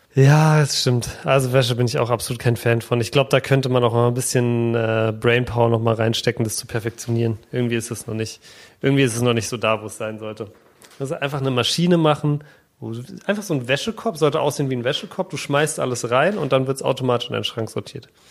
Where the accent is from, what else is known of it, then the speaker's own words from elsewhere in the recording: Berlin, Germany; Ich bin in Berlin geboren